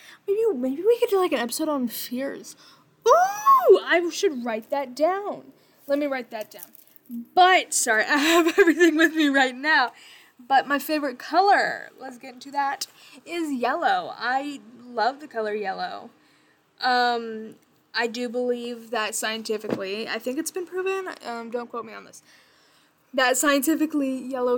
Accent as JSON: {"language": "English", "town": "Bellevue", "region": "Nebraska", "country": "United States", "tie": "born or raised there", "said": "Hometown, I am from Bellevue, Nebraska, the Midwest. It's very, very, very boring here. I've lived here my entire life."}